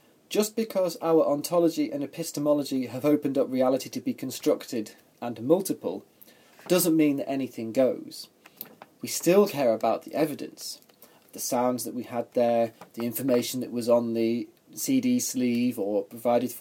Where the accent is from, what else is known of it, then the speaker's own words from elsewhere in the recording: England, United Kingdom; I'm an Englishman, as you might have already told by my accent.